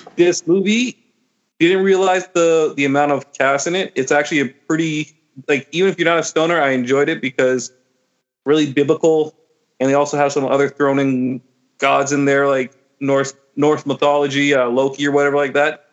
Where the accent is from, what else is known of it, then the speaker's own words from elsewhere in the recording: Burlington, Ontario, Canada; growing up in Burlington, growing up as a child, like in like suburbs on Ontario